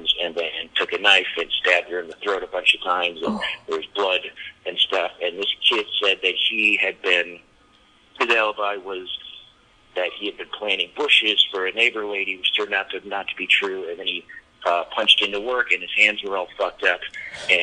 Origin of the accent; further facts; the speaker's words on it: Michigan, United States; moved away as an adult; also born or lived in New York; I went back home to Michigan